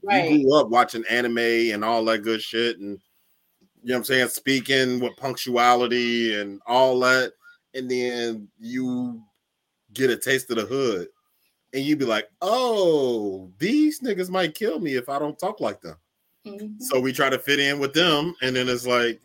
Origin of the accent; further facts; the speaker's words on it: Cincinnati, Ohio, United States; I'm from Cincinnati